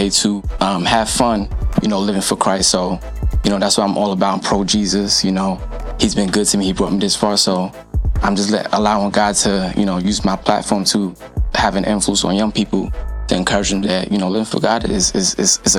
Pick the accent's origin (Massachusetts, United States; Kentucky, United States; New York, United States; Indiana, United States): New York, United States; moved away as an adult; I'm from New York, born and raised. I've been here a couple years